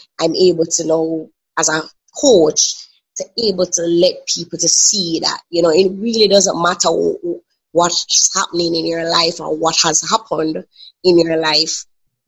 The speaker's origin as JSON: {"language": "English", "town": "Kingston", "country": "Jamaica", "said": "I am from Kingston, Jamaica."}